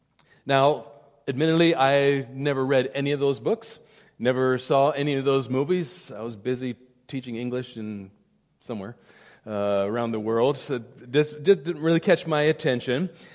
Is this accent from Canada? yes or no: no; South India, India; When I was growing up in India, in boarding school up in the beautiful mountains of South India, 7,000 feet in the mountains